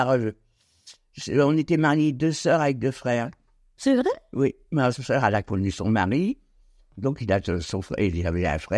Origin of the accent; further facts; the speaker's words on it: a small village near Clermont, Oise, Hauts-de-France, France; moved away as an adult; now in Nogent-sur-Oise, France; C'était pas une ville, c'était un petit, un petit village Je suis né là-bas, moi d'ailleurs.